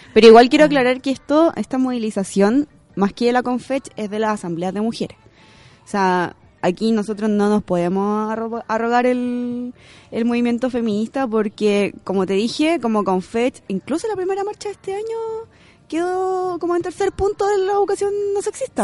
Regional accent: Curicó, Maule, Chile; moved away as an adult; now in Santiago, Chile; vengo de Curicó.

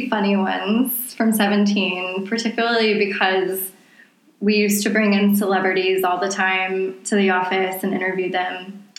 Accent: the South, United States; accent: Southern; I want my Southern accent back

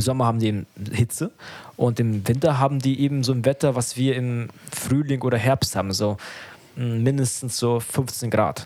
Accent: Germany; ich bin ja selber in Deutschland aufgewachsen und in die Schule gegangen

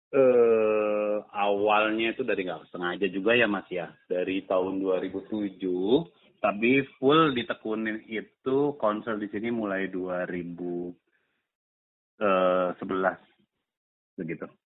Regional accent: Jakarta, Indonesia; Ya sebagai juga anak Betawi kemudian dari Abang None rasanya terpanggil gitu, gergetan juga gitu, gemes. Wah, kok adat Betawinya kayaknya kurang pa

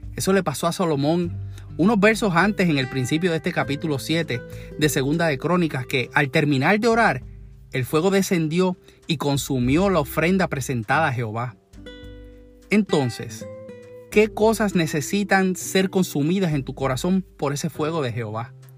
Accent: Puerto Rico; como decimos en Puerto Rico

